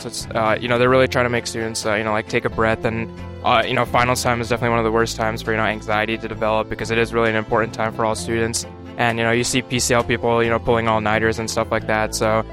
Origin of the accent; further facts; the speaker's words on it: New Jersey, United States; moved away as an adult; now in Austin, United States; I'm a freshman business major here at UT Austin, and I'm from New Jersey